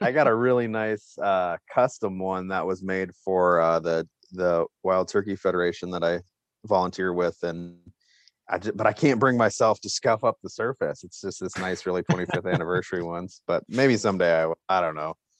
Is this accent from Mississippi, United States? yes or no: no; Bozeman, Montana, United States; moved away as an adult; also born or lived in Iowa; now in South Dakota, United States; I grew up actually in Bozeman, Montana